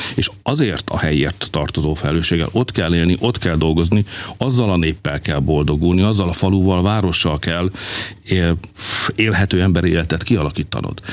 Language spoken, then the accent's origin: Hungarian; Hungary; magyarok vagyunk